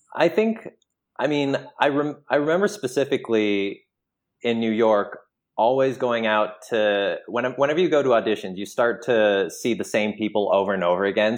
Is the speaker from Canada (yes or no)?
yes; Canada; moved away; coming from Canada and then having, like, a mixed background